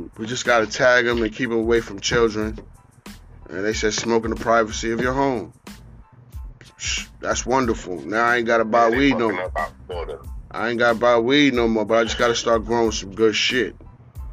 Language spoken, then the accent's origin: English; New York, United States; now in Virginia, United States; I'm from New York